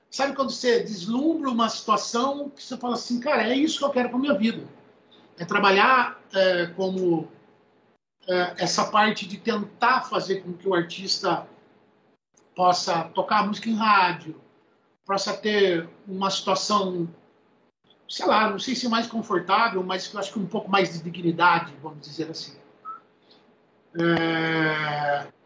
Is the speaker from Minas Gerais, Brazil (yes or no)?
no; Piracicaba, São Paulo, Brazil; Aqui tá, ó, eu sou, eu sou do interior, né? Certo. Eu sou da cidade de Piracicaba